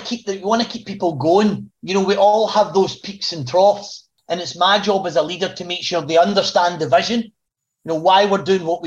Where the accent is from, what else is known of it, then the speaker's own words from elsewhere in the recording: Glasgow, Scotland, United Kingdom; I was born in Glasgow, working class, you know, get a job, get a trade if you can, and you work for the rest of your life with that company. That was kind of how I was brought up.